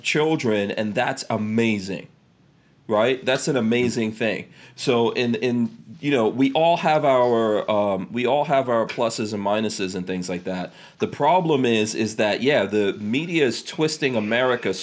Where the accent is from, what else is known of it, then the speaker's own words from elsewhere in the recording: New York, United States; growing up in New York